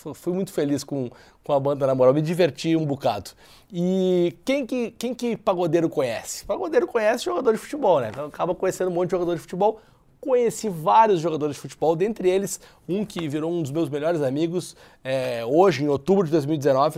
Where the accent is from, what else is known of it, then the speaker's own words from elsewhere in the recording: Porto Alegre, Rio Grande do Sul, Brazil; eu sou de, de Porto Alegre, né, do Rio Grande do Sul